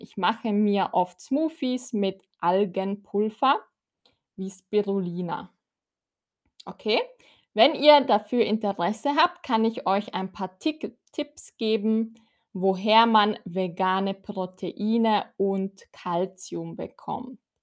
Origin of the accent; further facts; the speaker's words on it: Austria; Ich komme aus Österreich